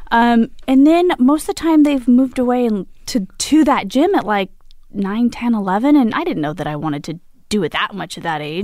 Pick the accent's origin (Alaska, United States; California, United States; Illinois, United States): California, United States; Imperial Valley; moved away as an adult; now in Los Angeles, United States; I grew up, uh, in Linda of San Diego in the desert, Imperial Valley.